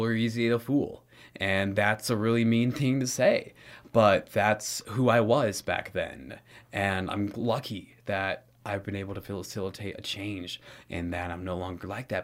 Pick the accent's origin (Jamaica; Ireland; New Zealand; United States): United States; Santa Monica, California; I was born in Santa Monica, California, uh, in nineteen ninety-five